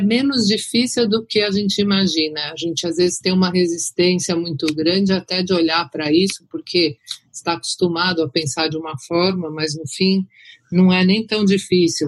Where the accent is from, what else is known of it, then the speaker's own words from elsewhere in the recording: Brazil; como brasileiros